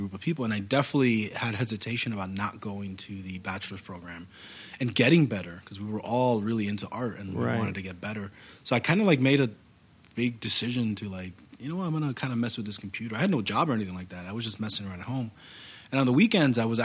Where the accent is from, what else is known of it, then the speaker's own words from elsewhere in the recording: New York City, New York, United States; Born and raised in New York City